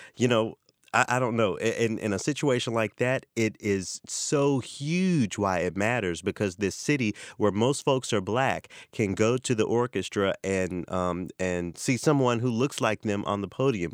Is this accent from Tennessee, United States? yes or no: yes; Memphis, Tennessee, United States; born or raised there; moved away